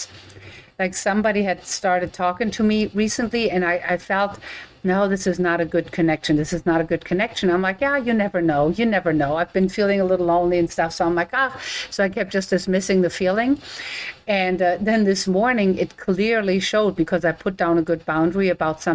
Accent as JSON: {"language": "English", "country": "Germany", "moved": "yes", "lives_now": "United States", "said": "I'm from Germany"}